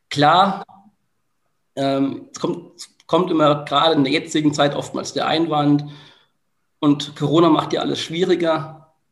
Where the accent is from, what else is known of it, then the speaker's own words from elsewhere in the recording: Bamberg, Bavaria, Germany; ich bin ja immer noch auch in meiner Heimat ein Stück weit aktiv. Ähm, es ist so, dass ich ähm, meine Erfahrungen aus dem Projekt MIA mittlerweile auch ein Stück weit in Bamberg einbringe.